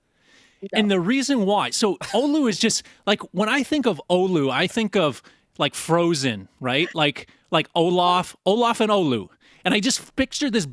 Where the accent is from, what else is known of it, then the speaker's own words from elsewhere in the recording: Canada; my Canadian heart